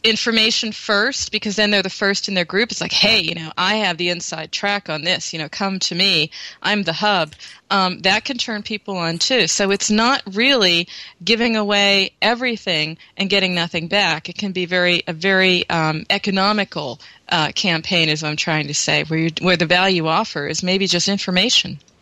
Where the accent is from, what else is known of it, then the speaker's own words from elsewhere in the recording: United States; now in Germany; I'm American, but I'm living in Europe where it's very different